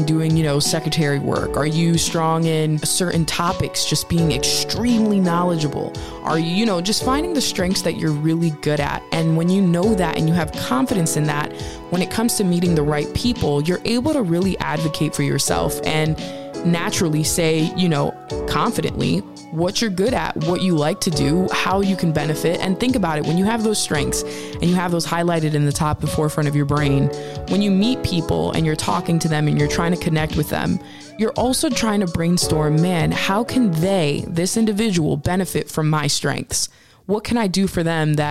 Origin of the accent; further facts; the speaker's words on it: Northeast, United States; We grew up from in the Northeast